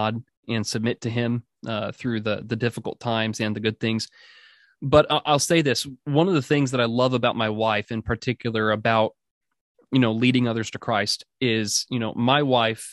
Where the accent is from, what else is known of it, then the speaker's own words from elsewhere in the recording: Oregon, United States; also born or lived in Orange, California; I was born in Orange, California, but I was raised in the Pacific Northwest in Oregon